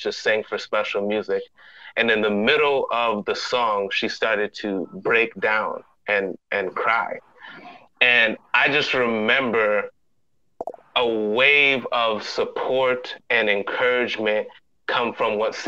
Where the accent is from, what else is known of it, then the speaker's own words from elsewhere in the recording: Hamden, Connecticut, United States; now in West Palm Beach, United States; I grew up in Hamden, Connecticut, eventually I moved to West Palm Beach, Florida